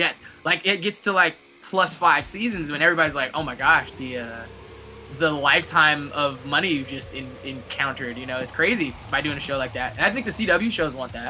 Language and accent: English; Newark, New Jersey, United States; I'm from Newark.